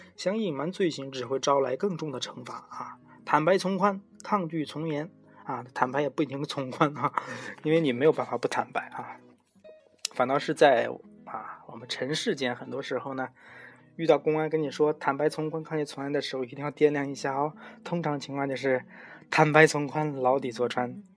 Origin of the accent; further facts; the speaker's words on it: China; 我们中国人